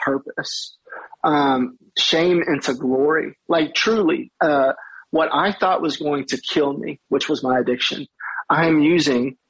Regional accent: Madisonville, Kentucky, United States; my hometown of Madisonville, Kentucky

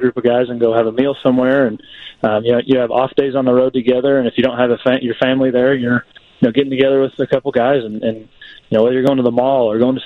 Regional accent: California, United States; moved away as an adult; also born or lived in Arkansas; growing up on the West Coast

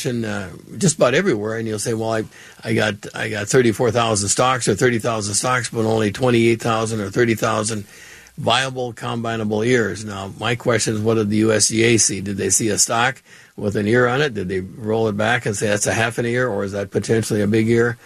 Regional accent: Allendale, North Dakota, United States; moved away; where I grew up in Allendale

